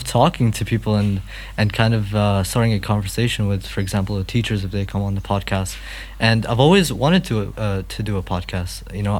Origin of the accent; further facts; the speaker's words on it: Iraq; moved away; I'm from Iraq, and I've only been in the school for around a few months.